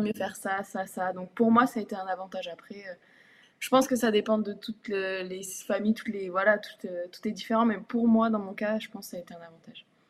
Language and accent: French; Tarbes, Occitania, France; moved away; also born or lived in Bourges; Mon premier club, c'était le TGB parce que donc, je venais de Tarbes